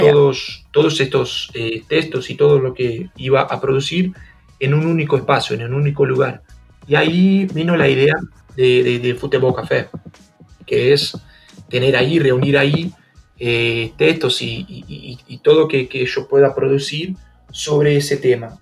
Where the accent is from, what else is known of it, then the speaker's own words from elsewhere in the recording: Brazil; also born or lived in São Paulo; nosotros acá en Brasil